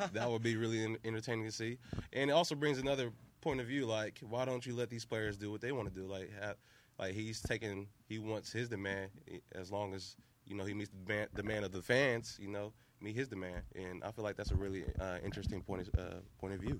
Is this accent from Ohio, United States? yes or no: yes; Columbus, Ohio, United States; I'm from Columbus, Ohio, Northside Columbus. I grew up a Ohio State fan, right down the street from uh, the Ohio, Ohio State University campus